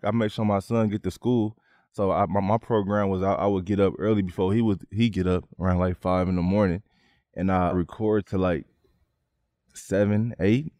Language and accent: English; San Francisco, California, United States; we come from Hunters Point